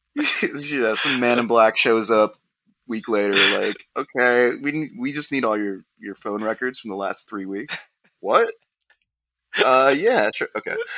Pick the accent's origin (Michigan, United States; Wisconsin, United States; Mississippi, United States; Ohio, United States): Ohio, United States; Columbus; we're both from Ohio.